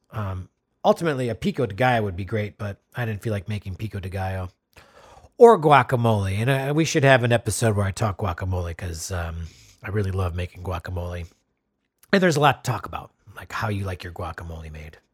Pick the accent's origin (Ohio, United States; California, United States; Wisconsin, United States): Wisconsin, United States; my home state of Wisconsin.